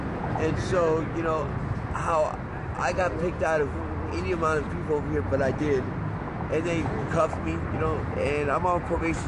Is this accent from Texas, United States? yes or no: no; New York, United States; now in San Francisco, United States; I got SSI growing up in New York.